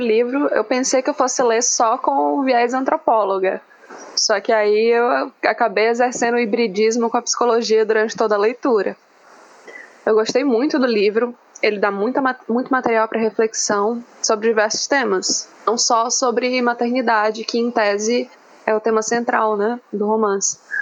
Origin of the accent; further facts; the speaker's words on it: Ceará, Brazil; moved away; also born or lived in Santa Catarina; eu sou do Ceará e eu faço pesquisa em Santa Catarina.